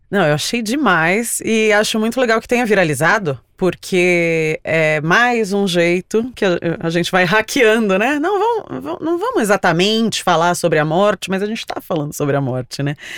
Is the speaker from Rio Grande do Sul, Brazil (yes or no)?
no; São Paulo, Brazil; Eu nasci em São Paulo, mas todas as minhas raízes paternas são de Alagoas.